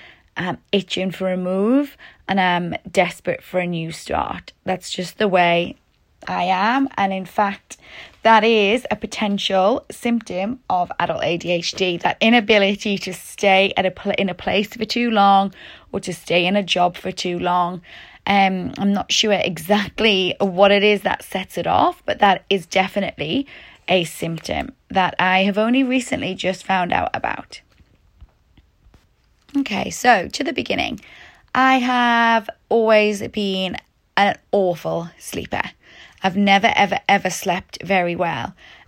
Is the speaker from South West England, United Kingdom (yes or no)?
no; Newcastle, North East England, United Kingdom; also born or lived in Liverpool / Sheffield; now in Melbourne, Australia; I'm originally from Newcastle in the UK, and then I moved to Liverpool for university. Then I went to Sheffield, then I went back to Liverpool